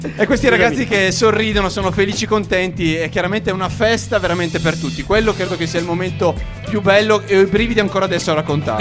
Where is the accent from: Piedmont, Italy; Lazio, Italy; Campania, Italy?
Piedmont, Italy; Monferrato; dalle mie parti di 15 km in mezzo alle mie colline, quindi insomma è casa